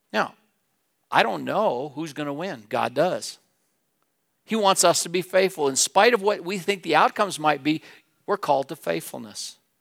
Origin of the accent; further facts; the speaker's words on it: Wheatland, Wyoming, United States; moved away as an adult; now in Laramie, United States; I grew up in Wheatland, the mountains were west of me.